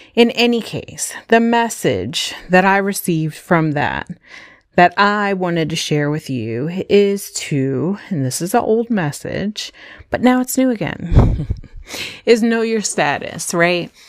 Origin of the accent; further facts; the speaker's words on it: Howard County, Maryland, United States; also born or lived in Brooklyn, New York; we came from New York, from Brooklyn, New York, to Howard County, Maryland